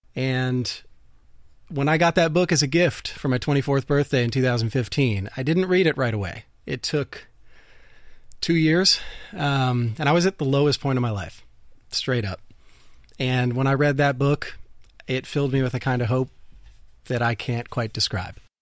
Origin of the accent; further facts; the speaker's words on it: Dayton, Ohio, United States; I'm from Ohio. I grew up in Dayton, Ohio